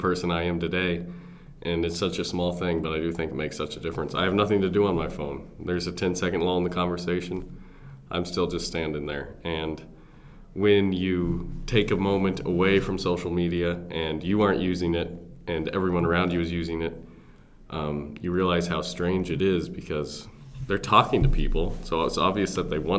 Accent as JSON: {"language": "English", "town": "Aurora", "region": "Illinois", "country": "United States", "tie": "born or raised there", "also_born_or_lived": "Missouri", "moved": "as an adult", "said": "I went to high school in Aurora, Illinois. That's west of Chicago. Northern Illinois"}